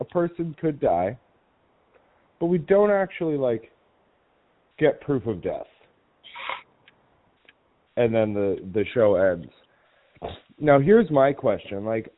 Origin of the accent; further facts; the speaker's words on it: New England, United States; I am also from New England